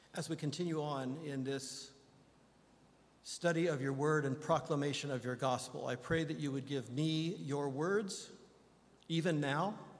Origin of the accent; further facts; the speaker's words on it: Indiana, United States; moved away; my beloved home state of Indiana